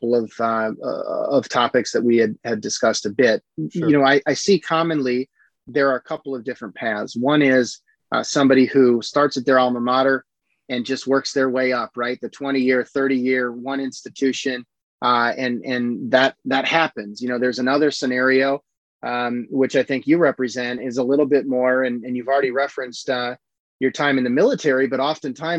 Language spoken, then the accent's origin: English; Iowa, United States; moved away as an adult; also born or lived in Rhode Island; I grew up in Iowa and went to Brown